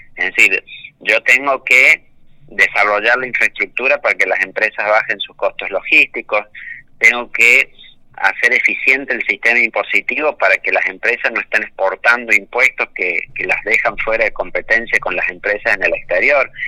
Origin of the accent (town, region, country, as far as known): Argentina